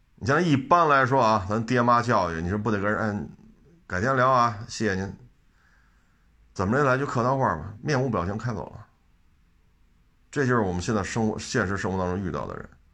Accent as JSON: {"language": "Chinese", "country": "China", "said": "我们中国人不能说就必须啊不许吃鱼、虾、螃蟹"}